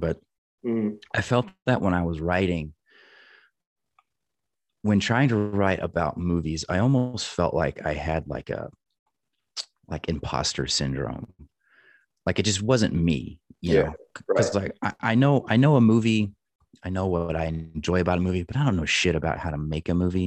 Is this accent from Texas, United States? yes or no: yes; Northeast Texas, United States; also born or lived in Dallas, Texas; So I'm originally from Texas, and I was born in Dallas, and right after kindergarten was when we moved to the country, Northeast Texas, where I grew up